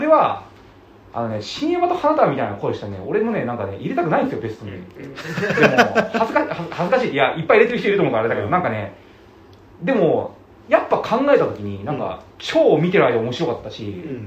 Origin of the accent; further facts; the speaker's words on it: Tokyo, Japan; 僕は東京生まれなんで